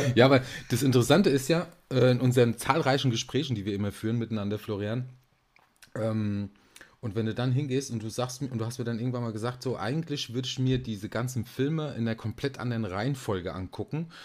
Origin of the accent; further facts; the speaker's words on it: Aschaffenburg, Bavaria, Germany; Es ist bitterkalt in Aschaffenburg, da wo ich herkomme.